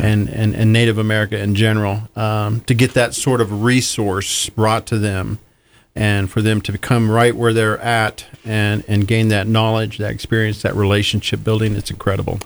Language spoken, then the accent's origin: English; Kansas, United States; moved away; I'm originally from Kansas